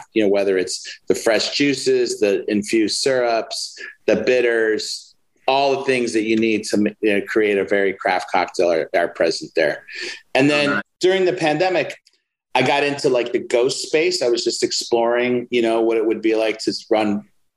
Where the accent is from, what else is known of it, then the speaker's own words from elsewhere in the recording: Chicago, Illinois, United States; moved away as an adult; also born or lived in Spain; now in Philadelphia, United States; I grew up in Chicago, went to cooking school in Chicago